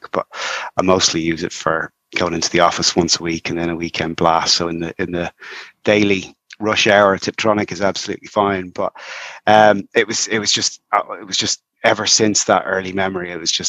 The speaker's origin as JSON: {"language": "English", "town": "Dublin", "region": "Leinster", "country": "Ireland", "tie": "born or raised there", "lives_now": "Wicklow, Ireland", "said": "So I'm in Wicklow, North Wicklow, but I grew up in Dublin."}